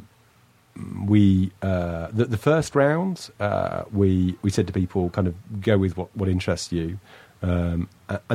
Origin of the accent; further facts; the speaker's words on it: United Kingdom; I'm British